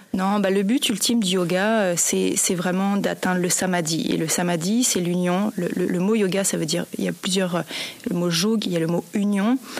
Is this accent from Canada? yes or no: yes; Montreal, Quebec, Canada; j'étais de Montréal